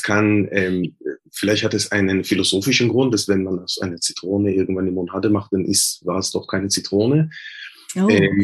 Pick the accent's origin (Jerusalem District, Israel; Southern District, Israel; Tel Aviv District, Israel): Jerusalem District, Israel; Jerusalem; Du hast ja gesagt, ich komme aus Jerusalem, aus Westjerusalem.